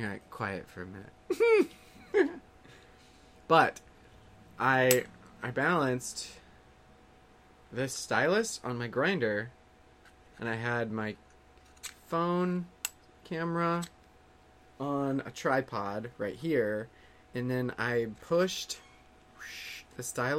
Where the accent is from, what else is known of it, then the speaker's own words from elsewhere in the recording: California, United States; born there; now in Los Angeles, United States; I'm in L.A. Yeah, I was born in the Bay Area. Moved all over the place. Moved to L.A. a few years ago.